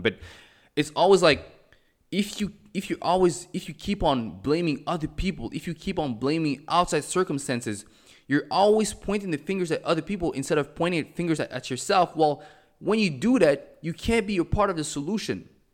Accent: Montreal, Quebec, Canada; moved away as an adult; also born or lived in Cameroon; now in Mexico; I was born in Cameroon. I was raised in Montreal. I currently live in Mexico

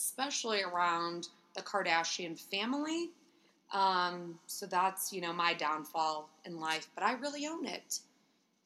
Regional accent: St. Louis, Missouri, United States; born and raised in St. Louis

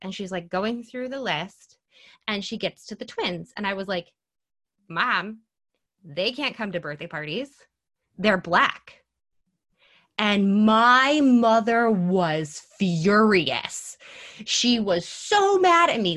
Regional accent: Mineville, New York, United States; I am from Mineville, New York

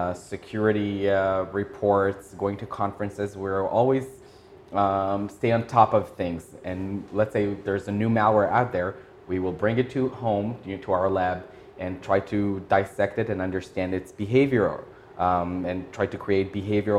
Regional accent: Israel; moved away as an adult; now in Tokyo, Japan; growing up in Israel and serving, in the military there

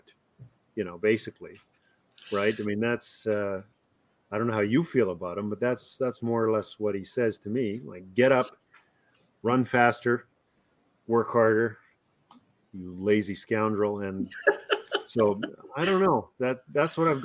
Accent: the Texas of Canada, Alberta, Canada; I'm already from the Texas of Canada

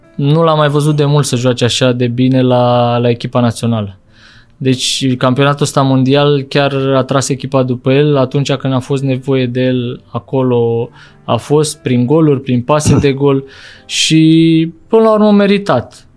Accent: Bucharest, Romania; eu am copilărit în Bercen la Big

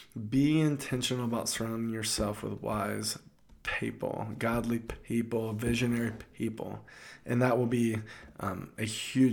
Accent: the South, United States; I'm from the South, and we used to go crabbing

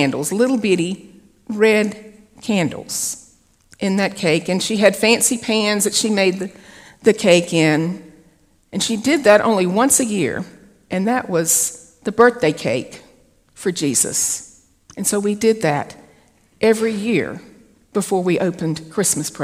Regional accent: the South, United States; I'm a Southerner

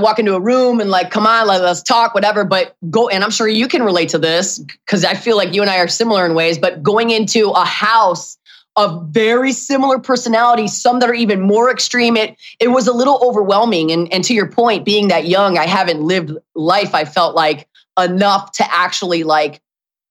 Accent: Detroit, Michigan, United States; moved away; my hometown of Detroit.

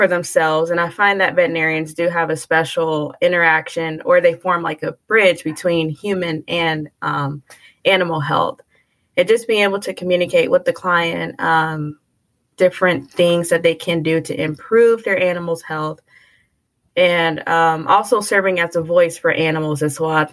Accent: Houston, Texas, United States; moved away as an adult; also born or lived in New Orleans, Louisiana / Indiana; I was born in New Orleans, Louisiana, but I grew up in Houston, Texas.

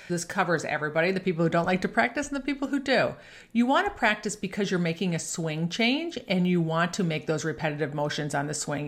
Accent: Buffalo, New York, United States; I grew up playing golf in Buffalo, New York

